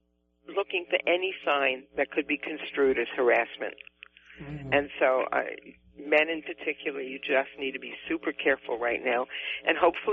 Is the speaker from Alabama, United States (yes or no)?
no; New York City, New York, United States; accent: Bronx; now in California, United States; both of my parents were from New England, and when I first started school in the Bronx